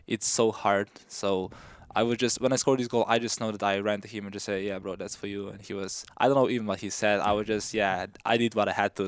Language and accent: English; Slovenia; moved away as an adult; now in United States; I grew up in a small village in Slovenia